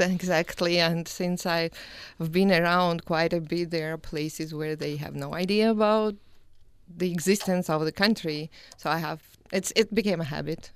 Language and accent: English; Georgia; moved away as an adult; also born or lived in Louisiana, United States / Utah, United States; now in Logan, United States; I'm originally from Georgia, the country, and I've been in the United States since two thousand eleven